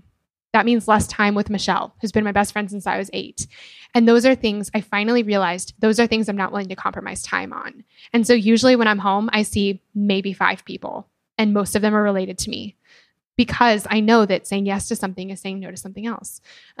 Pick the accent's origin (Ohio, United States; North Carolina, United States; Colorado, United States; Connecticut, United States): Colorado, United States; Denver; I'm from Denver. My family still lives there. And then my two best friends still live there.